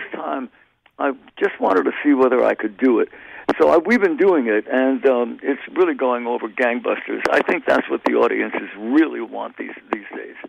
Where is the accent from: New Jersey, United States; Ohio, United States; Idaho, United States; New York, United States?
New York, United States; now in California, United States; I am a New Yorker, even right. though I've lived in California longer than I uh, I, I was uh, in New York, but once you come from New York, you're always a New Yorker